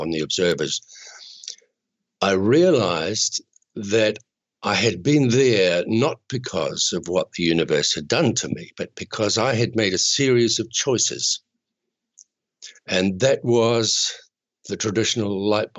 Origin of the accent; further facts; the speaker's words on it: Chatham Islands, New Zealand; I'm a New Zealander